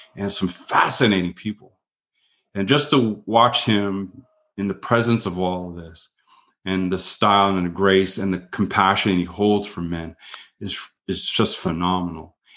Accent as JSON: {"language": "English", "country": "Canada", "said": "I'm Canadian"}